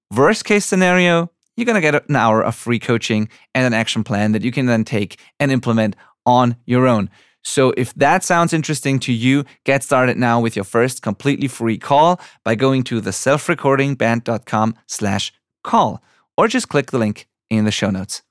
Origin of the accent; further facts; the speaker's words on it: Germany; English is a second language; I'm from Germany. I'm not a native English speaker